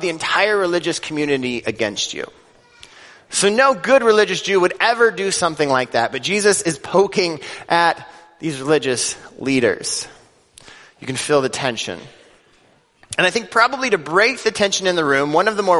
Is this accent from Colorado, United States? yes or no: yes; Denver, Colorado, United States; growing up in Denver, Colorado